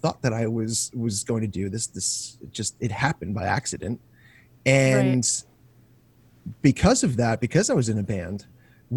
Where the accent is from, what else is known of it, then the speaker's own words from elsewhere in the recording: Long Island, New York, United States; I was born and raised in Long Island.